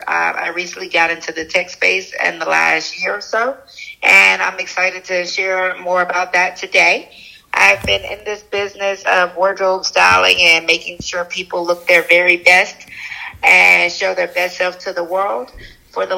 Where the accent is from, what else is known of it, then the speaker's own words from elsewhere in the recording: Charleston, United States; also born or lived in Atlanta, Georgia; I was born in Atlanta, grew up in Charleston